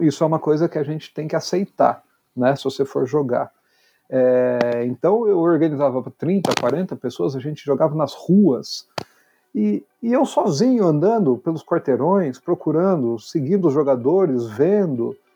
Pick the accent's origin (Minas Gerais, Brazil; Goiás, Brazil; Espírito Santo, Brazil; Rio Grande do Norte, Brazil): Minas Gerais, Brazil; Poços de Caldas; moved away as an adult; now in São Paulo, Brazil; eu nasci em São Paulo, mas eu cresci em, no sul de Minas, em Poço de Caldas